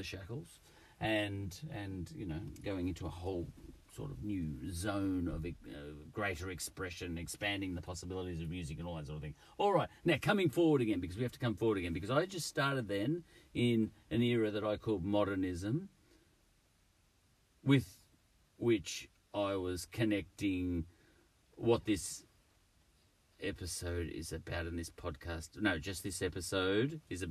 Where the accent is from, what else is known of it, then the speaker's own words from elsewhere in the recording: Australia; I'm Australian